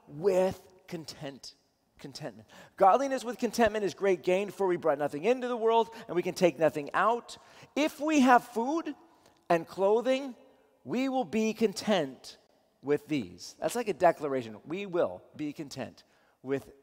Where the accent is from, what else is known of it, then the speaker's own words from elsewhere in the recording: Seattle, Washington, United States; I'm from Seattle